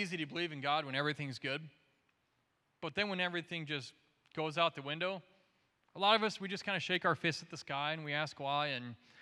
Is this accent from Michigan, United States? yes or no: yes; Jackson, Michigan, United States; also born or lived in Detroit area; I'm from Southern Michigan, Jackson, and so not too far from here.